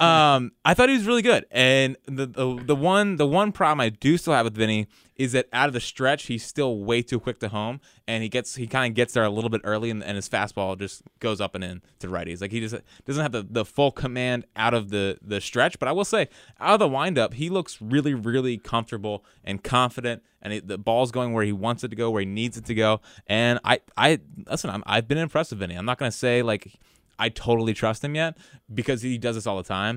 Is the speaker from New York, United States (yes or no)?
no; West Chester, Pennsylvania, United States; I'm from Westchester.